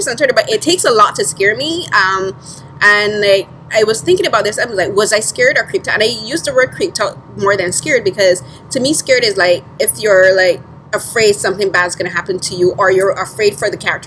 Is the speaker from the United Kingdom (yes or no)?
no; Barbados; moved away; growing up in the Caribbean, especially in Barbados, like our culture is very heavily influenced by Christianity and religion